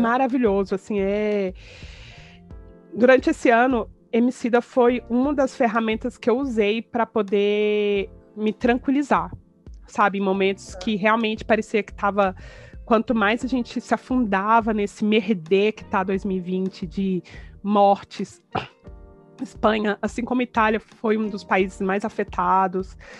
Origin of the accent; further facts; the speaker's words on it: Brazil; moved away; eu sou brasileiro